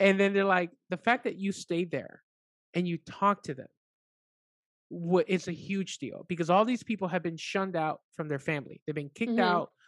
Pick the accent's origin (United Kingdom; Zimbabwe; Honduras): Honduras; moved away; I'm from Honduras in Central America